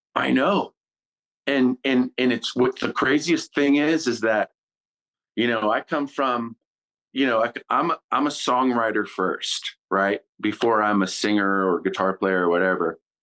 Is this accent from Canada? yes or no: yes; Kitimat, British Columbia, Canada; my childhood in Kitimat